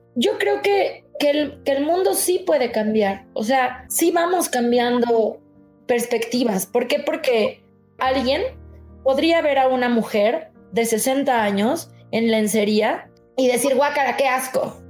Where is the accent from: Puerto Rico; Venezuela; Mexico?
Mexico; como mexicanos además, nos gusta ser cumplidos